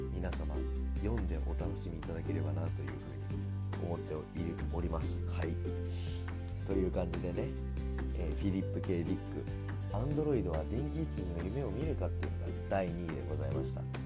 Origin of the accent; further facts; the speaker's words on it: Tokyo, Japan; also born or lived in Saitama; 僕は本当にもう東京出身なんですよね、言ったら。もともとは埼玉県に住んでたんですけれども、それも小学3年生まで